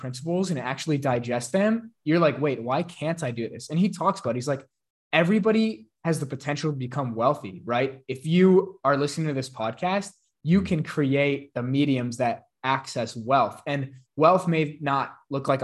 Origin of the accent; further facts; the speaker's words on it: Chicago, Illinois, United States; I'm from Chicago